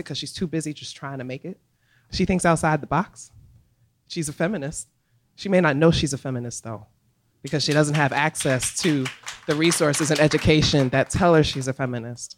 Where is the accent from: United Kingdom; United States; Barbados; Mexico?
United States; New York City, New York; now in Philadelphia, United States; I'm originally from the Bronx